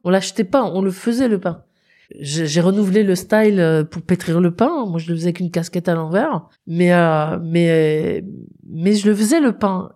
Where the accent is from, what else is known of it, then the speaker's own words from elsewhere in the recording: Nord, Hauts-de-France, France; moved away; also born or lived in Paris; j'ai donc un terroir qui est le Nord